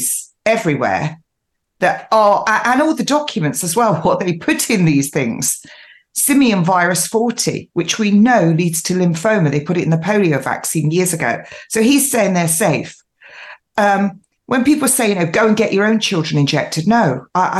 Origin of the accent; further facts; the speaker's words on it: United Kingdom; now in East Sussex, United Kingdom; I am originally from the Midlands, a mining town